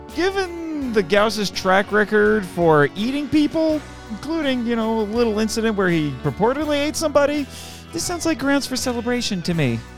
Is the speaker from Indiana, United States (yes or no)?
yes; Indiana, United States; I'm from Indiana